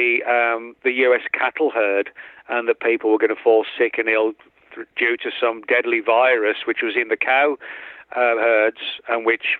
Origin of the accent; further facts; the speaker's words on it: England, United Kingdom; moved away; me growing up in England